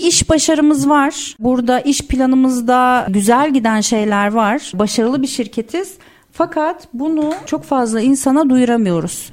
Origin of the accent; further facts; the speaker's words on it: İzmir, Turkey; moved away as an adult; now in Istanbul, Turkey; ben İzmirliyim. Üniversite okumak için İstanbul'a geldim